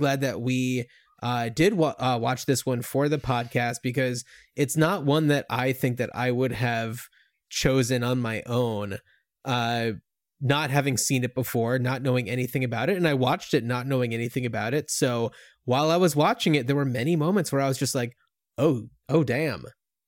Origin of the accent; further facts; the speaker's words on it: East Coast, United States; And we grew up on the East Coast, and when I was in high school and like looking at colleges, I think that I only ever made it as far as New Hampshire